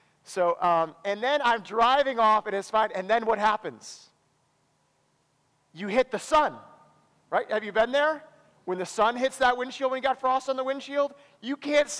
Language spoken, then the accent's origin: English; Wisconsin, United States; I come from Wisconsin, where many of us struggle with drinking